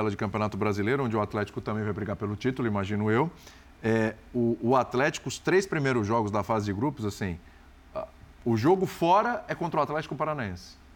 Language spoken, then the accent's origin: Portuguese; Brazil; eu sou brasileiro.